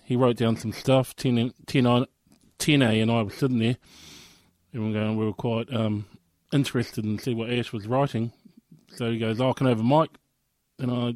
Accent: Dunedin, Otago, New Zealand; also born or lived in Invercargill; I was brought up here in New Zealand. I was born in Invercargill, and our family moved to here in Dunedin, Otipoti, in the early 80s

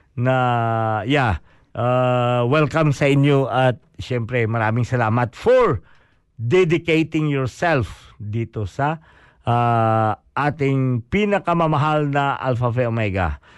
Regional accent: Bisaya, Visayas, Philippines; first language Cebuano (Bisaya); Tagalog is a second language; now in New Zealand; yun ang kinalakihan ko eh, yung magsalita ng uh, Bisaya

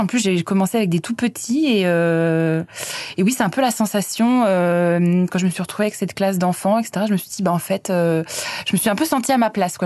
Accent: Clermont-Ferrand, Auvergne-Rhône-Alpes, France; now in Wellington, New Zealand; je suis auvergnate, je viens de Clermont-Ferrand

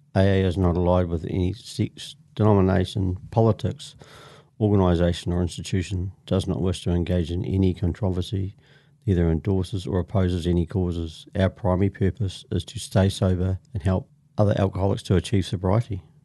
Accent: Christchurch, Canterbury, New Zealand; I'm from, originally from Christchurch, born and bred in Christchurch, I'm a Canterbury.

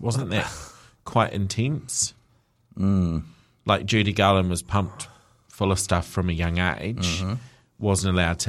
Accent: Liverpool, North West England, United Kingdom; I'm from Liverpool. It was a name that was not celebrated celebrated in that region.

